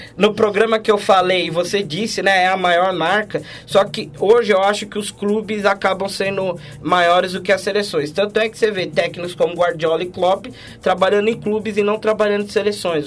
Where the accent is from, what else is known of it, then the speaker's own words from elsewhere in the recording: Brazil; Como brasileiro